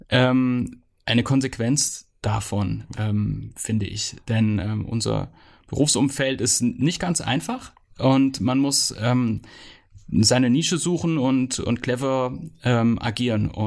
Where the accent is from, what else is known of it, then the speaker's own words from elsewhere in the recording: Rasdorf, Hesse, Germany; wenn man in Rasdorf groß wird, dann wird man ähm, mit, ähm, mit Geschichte groß.